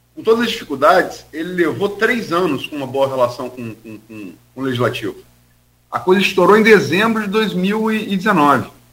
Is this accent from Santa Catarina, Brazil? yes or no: no; Campos dos Goytacazes, Rio de Janeiro, Brazil; Eu sou de Campos